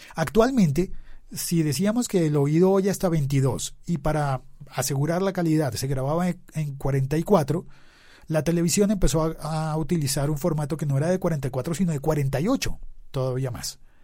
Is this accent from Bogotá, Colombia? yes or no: yes; Bogotá, Colombia; Estaba yo en Bogotá, donde yo vivía, donde yo nací